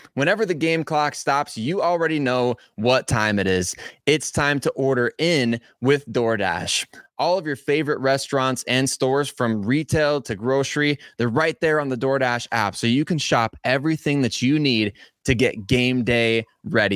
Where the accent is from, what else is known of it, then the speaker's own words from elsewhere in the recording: South Dakota, United States; I grew up in South Dakota